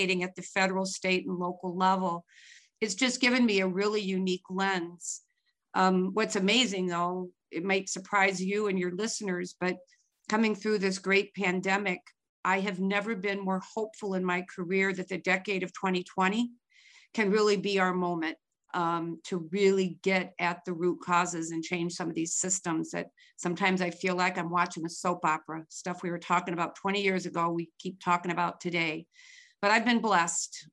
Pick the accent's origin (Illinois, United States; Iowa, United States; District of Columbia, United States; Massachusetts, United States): Iowa, United States; Marshalltown; growing up in Marshalltown, Iowa